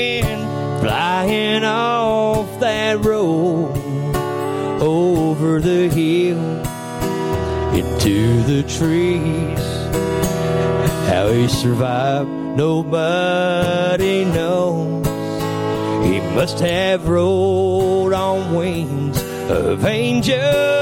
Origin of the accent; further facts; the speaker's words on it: Eastern Kentucky, United States; also born or lived in California; Back when I was growing up in East Kentucky, I was born in California. My mom and dad moved to East Kentucky when I was three